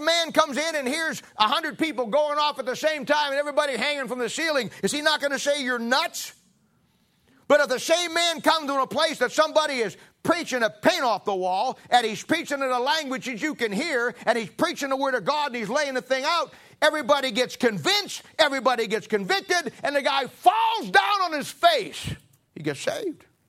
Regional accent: Ohio, United States; now in Kansas City, United States; I'm originally from Ohio

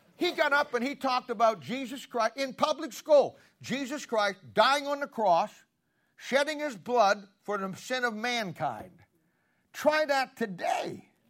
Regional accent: Canton, Ohio, United States; moved away; I'm from the Canton Baptist Temple, Doctor Harold Henniger. He's gone home to be with the Lord now. He or, they ordained me and sent me out back in the seventies, and I, I grew up there, got right. My mom and dad were charter members in that church

